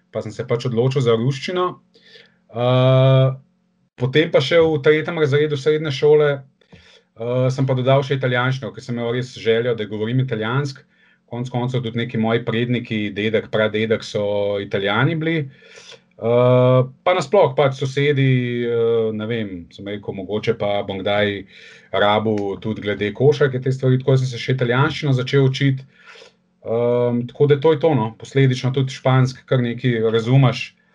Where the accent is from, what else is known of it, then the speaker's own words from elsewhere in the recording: Ljubljana, Slovenia; sem iz Ljubljana